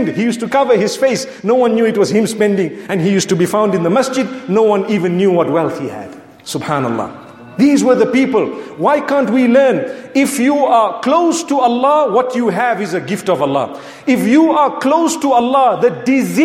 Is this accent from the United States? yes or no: no; Zimbabwe; I come from Zimbabwe